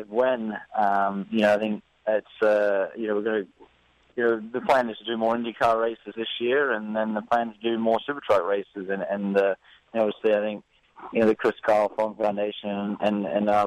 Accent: Gold Coast, Queensland, Australia; moved away as an adult; now in Indiana, United States; where I grew up on the Gold Coast in Australia.

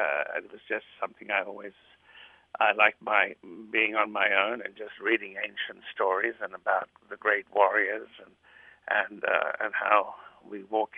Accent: Australia; first language Greek; English is a second language; now in United States; I was born in Australia, and then I came to America, but I still speak my first language, which was Greek

